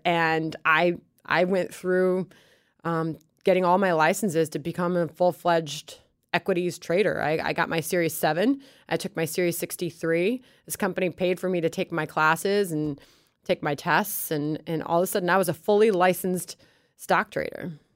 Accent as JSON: {"language": "English", "town": "Chicago", "region": "Illinois", "country": "United States", "tie": "born or raised there", "also_born_or_lived": "Baton Rouge, Louisiana / New York", "moved": "as an adult", "said": "I grew up in Chicago"}